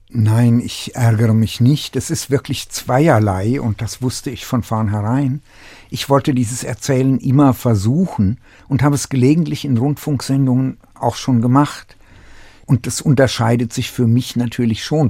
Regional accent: Staufenberg, Hesse, Germany; also born or lived in Tachov, Bohemia / Uzès, France; in meiner Kindheit im Dorf, der war auf Hessisch

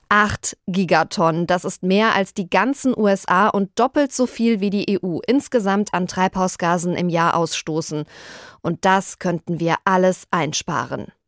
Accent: Bad Soden am Taunus, Hesse, Germany; Ich komme ja aus Bad Soden am Taunus, der Fleischwursthauptstadt Hessens

